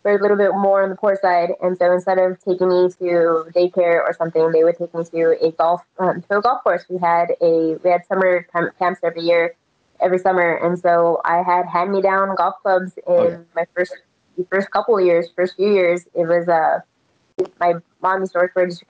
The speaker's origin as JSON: {"language": "English", "region": "Texas", "country": "United States", "tie": "born or raised there", "also_born_or_lived": "Las Vegas", "moved": "yes", "said": "I'm born and raised in Texas"}